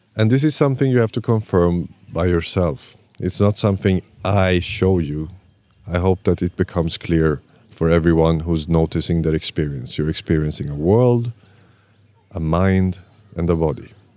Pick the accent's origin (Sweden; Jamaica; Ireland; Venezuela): Sweden; also born or lived in Iran; I'm born in Iran but raised in Sweden